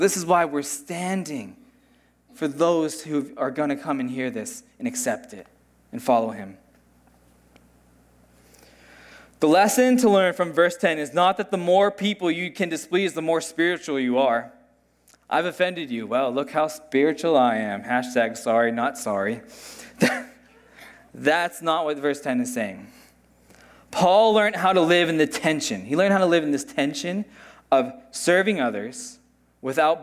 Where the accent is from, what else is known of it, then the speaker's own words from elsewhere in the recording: United States; moved away; I grew up in the States